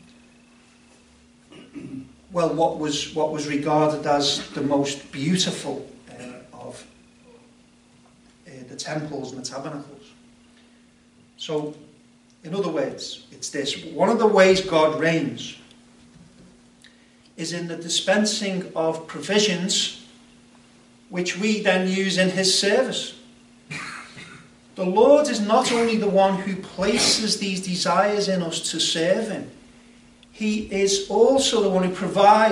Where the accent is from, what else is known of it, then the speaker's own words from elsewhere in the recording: United Kingdom; I'm a British subject